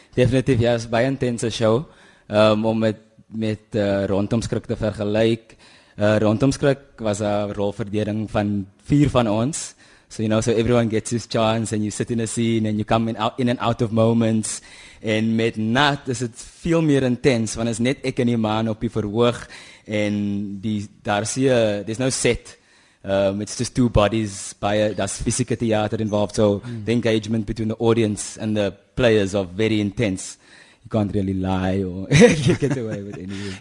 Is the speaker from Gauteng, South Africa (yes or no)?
no; Kuils River, Western Cape, South Africa; also born or lived in Kraaifontein; my my ouers is van die Noord-Kaap, Kimberley en Hope Town se wêreld en ek het in Kuilsrivier groot geword